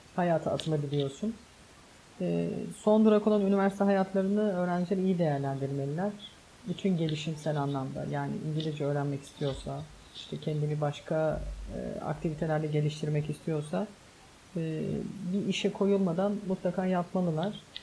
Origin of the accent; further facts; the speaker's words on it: Istanbul, Turkey; Ben çocukken Bostancı'da oturuyorduk.